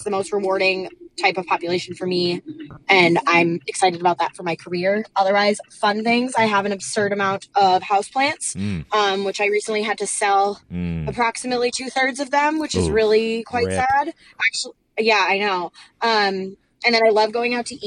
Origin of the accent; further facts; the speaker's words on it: Minnesota, United States; moved away as an adult; also born or lived in Madison, Wisconsin; I grew up in Minnesota, but... my whole family's actually from New York